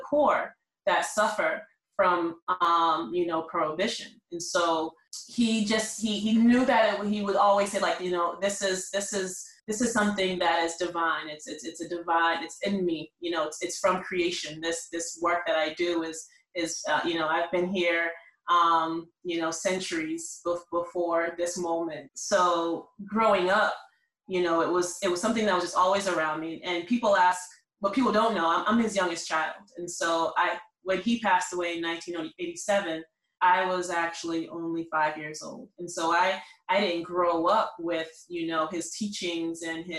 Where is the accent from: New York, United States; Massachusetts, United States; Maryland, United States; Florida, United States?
Massachusetts, United States; Boston; I'm from Boston, the inner city.